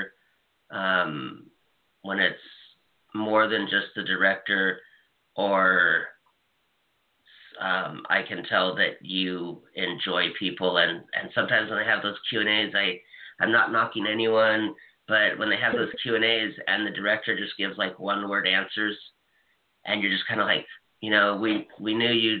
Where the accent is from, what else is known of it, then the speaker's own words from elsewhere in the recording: Hawaii, United States; moved away; I'm from Hawaii